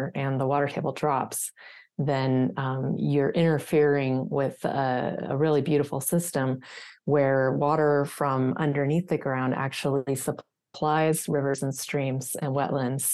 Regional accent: California, United States; I'm also born and raised in California

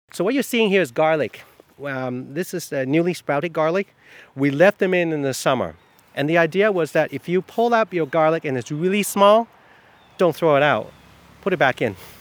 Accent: Taiwan; now in East Orleans, United States; I'm from Taiwan.

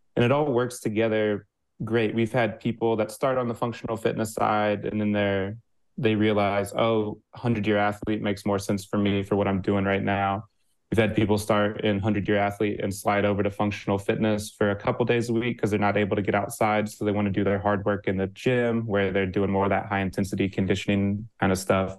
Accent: Midwest, United States; I'm a Midwesterner

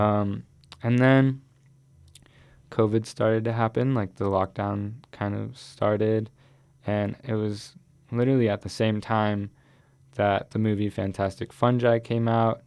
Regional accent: Boulder, Colorado, United States; also born or lived in Miami / Ecuador; that's really where I grew up, in Boulder

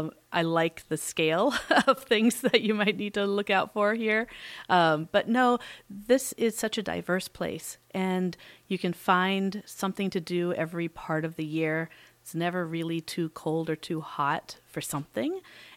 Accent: Tampa, Florida, United States; moved away as an adult; now in Alaska, United States; I grew up in Tampa.

